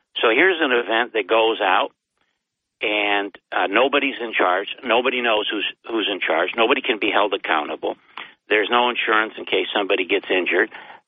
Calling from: Binghamton, New York, United States; It's … in Binghamton.

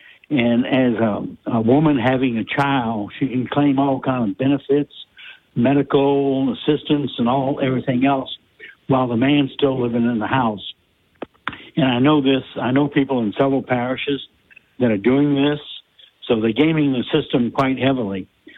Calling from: Abbeville, Louisiana, United States; I'm calling from Abbeville.

